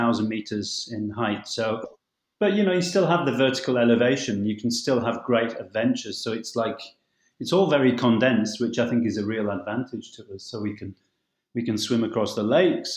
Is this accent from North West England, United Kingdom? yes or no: yes; Lake District National Park, near Kendal, North West England, United Kingdom; moved away; I'm from the Lake District National Park, which is really close to Kendal. I grew up in a mountain environment